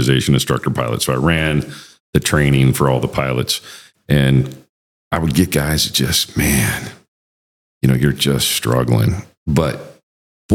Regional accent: Wyoming, United States; moved away as an adult; my home state of Wyoming

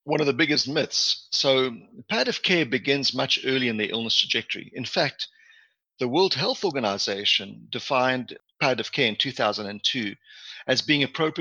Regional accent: South Africa; also born or lived in Manitoba, Canada / Edmonton, Canada / Calgary, Canada / Ottawa, Canada; now in Hamilton, Canada; I was born and raised in South Africa, hence the African connection.

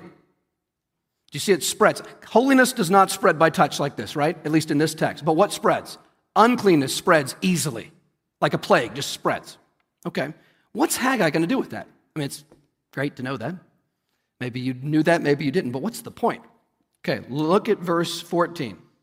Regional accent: United States; we as American Christians

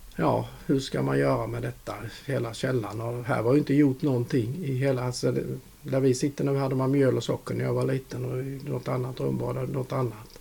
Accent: Växjö, Kronoberg County, Sweden; also born or lived in Trelleborg; jag är ju inte född här för jag är född på VB. Men alltså mm. detta är ju mm. min uppväxt.

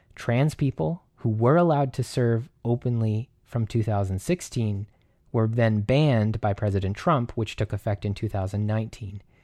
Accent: Canada; I'm Canadian

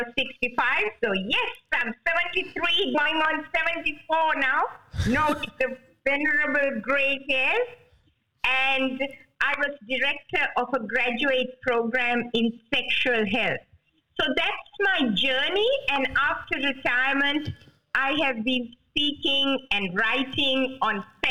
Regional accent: Sri Lanka; moved away as an adult; also born or lived in Hawaii; now in Sydney, Australia; I was born in Sri Lanka, in the tea plantations of Sri Lanka, and I went to medical school in Sri Lanka

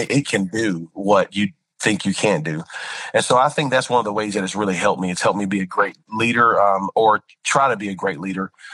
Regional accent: Spring Lake, North Carolina, United States; also born or lived in Lumberton, North Carolina; I was raised in a little small town called Spring Lake, and it's right outside of Fort Bragg area

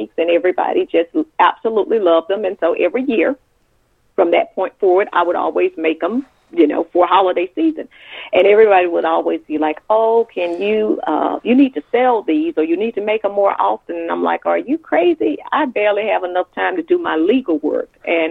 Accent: Macon, Georgia, United States; also born or lived in North Carolina / Atlanta, Georgia; Born and raised in Macon, Georgia

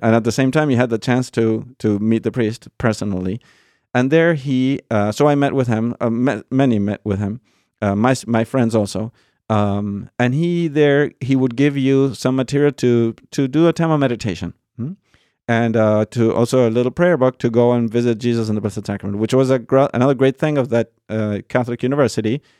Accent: Argentina; moved away; I was born in Argentina. Um, born and raised

